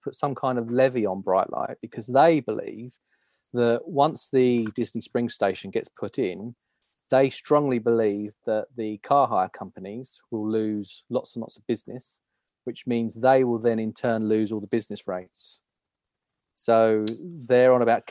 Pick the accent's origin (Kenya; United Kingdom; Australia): United Kingdom; us as British travellers